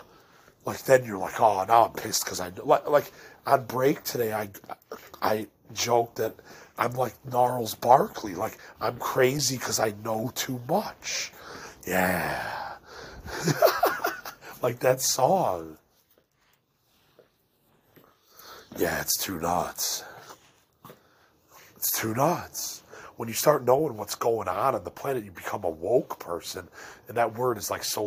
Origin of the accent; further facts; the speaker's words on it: Elmhurst, Illinois, United States; I'm from the Midwest, and I'm from Elmhurst